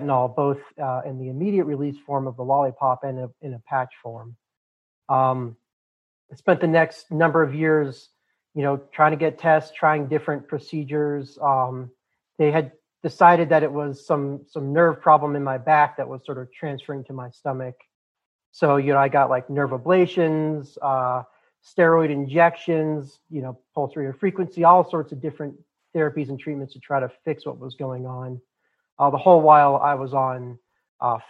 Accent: Boulder, Colorado, United States; The part of the country I'm from, born and raised in Boulder, Colorado, is very liberal

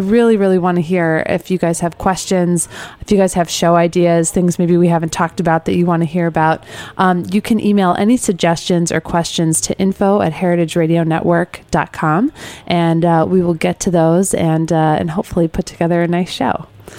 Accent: Midwest, United States; moved away; also born or lived in Connecticut; I grew up in the Midwest. But when I moved out east and actually spent time on a dairy farm in Connecticut

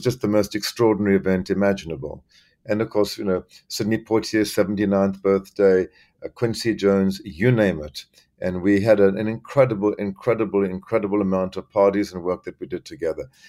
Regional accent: South Africa; moved away as an adult; also born or lived in Zambia / Los Angeles, United States / Miami, United States; now in New York, United States; I was born in Central Africa, Zambia, uh, where I spent my early childhood, and then lived in South Africa

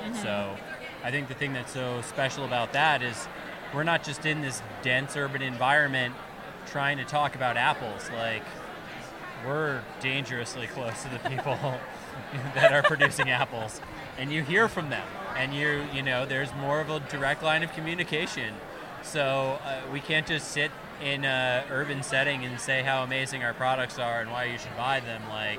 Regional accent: New England, United States; now in Southern California, United States; like thinking about growing up in New England

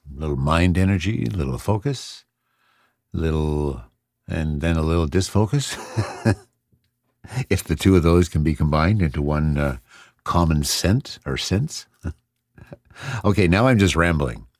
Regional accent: Canada; I'm Canadian

